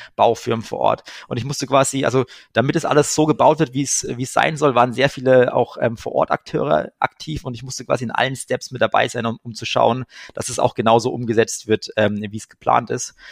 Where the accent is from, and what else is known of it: Germany